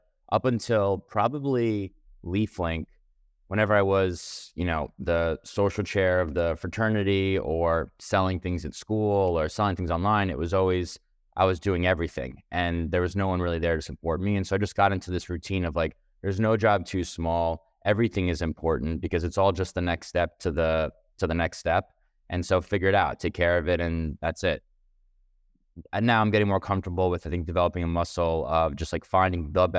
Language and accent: English; Manhattan, New York, United States; So I grew up in Manhattan, raised by two other entrepreneurs at a real estate company in New York.